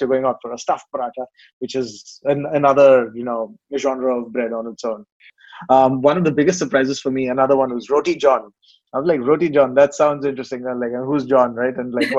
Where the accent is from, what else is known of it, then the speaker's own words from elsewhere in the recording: Hyderabad, Telangana, India; moved away as an adult; now in Singapore; I grew up in a place called Hyderabad in the southern part of India, but then, you know, work took me all over the country, really.